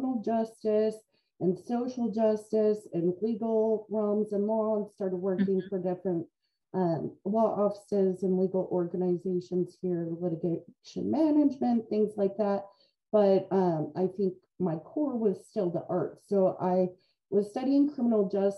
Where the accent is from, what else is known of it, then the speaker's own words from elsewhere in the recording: Bloomington, Illinois, United States; I'm from Bloomington Normal. I grew up here